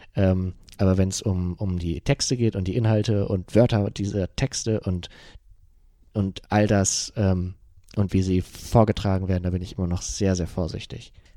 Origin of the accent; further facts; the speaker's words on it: Germany; ich komme ja aus dem, aus dem Bremer Umland, aus Euten. Das ist äh, ähm, schon dörflich.